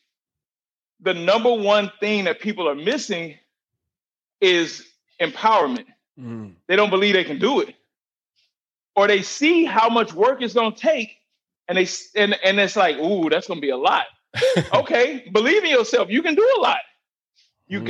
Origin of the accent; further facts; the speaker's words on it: St. Louis, Missouri, United States; We grew up in St. Louis